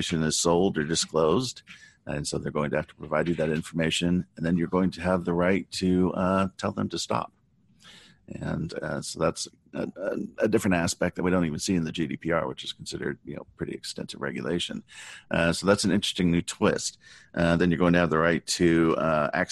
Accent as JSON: {"language": "English", "region": "Southern California", "country": "United States", "tie": "born or raised there", "said": "I grew up in Southern California."}